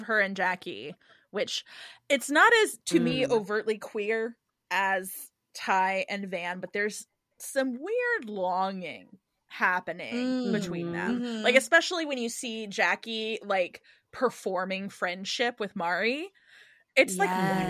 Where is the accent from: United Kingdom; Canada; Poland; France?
Canada; I'm Canadian.